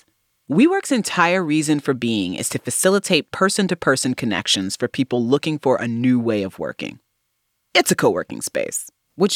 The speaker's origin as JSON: {"language": "English", "town": "Fort Wayne", "region": "Indiana", "country": "United States", "tie": "born or raised there", "moved": "as an adult", "lives_now": "New York City, United States", "said": "Growing up in Fort Wayne, Indiana"}